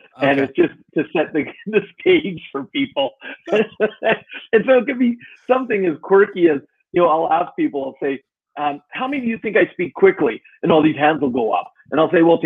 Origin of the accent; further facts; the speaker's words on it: Alberta, Canada; also born or lived in Edmonton, Canada / Calgary, Canada; I grew up a lot in Alberta, which is where I live now